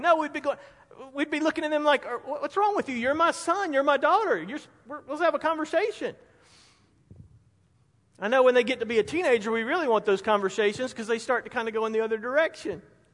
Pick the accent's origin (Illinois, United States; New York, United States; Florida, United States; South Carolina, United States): South Carolina, United States; Spartanburg; Growing up in Spartanburg